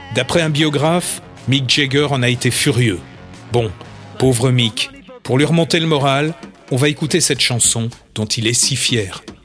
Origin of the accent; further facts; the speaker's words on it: Châtillon, France; chez nous à Châtillon